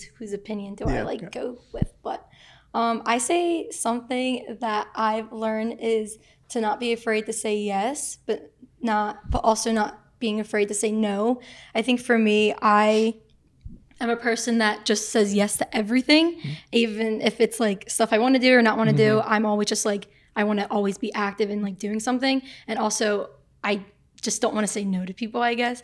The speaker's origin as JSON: {"language": "English", "town": "Philadelphia", "region": "Pennsylvania", "country": "United States", "moved": "yes", "said": "I'm from Philly, and so I was at my community college"}